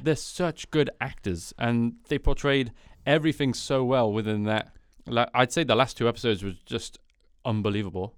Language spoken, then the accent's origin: English; United Kingdom; being British